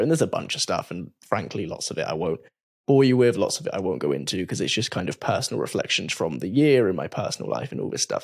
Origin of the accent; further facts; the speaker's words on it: England, United Kingdom; I'm English. I'm basically the only English person in this whole office building